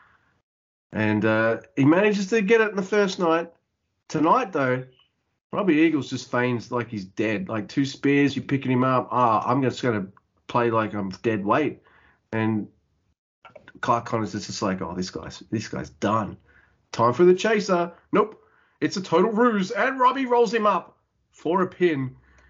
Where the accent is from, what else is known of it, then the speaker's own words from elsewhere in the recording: Australia; I'm Australian.